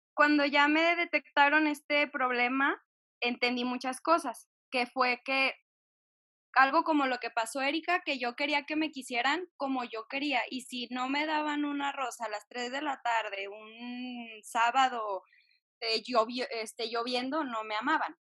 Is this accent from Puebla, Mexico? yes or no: no; Jalisco, Mexico; soy de Jalisco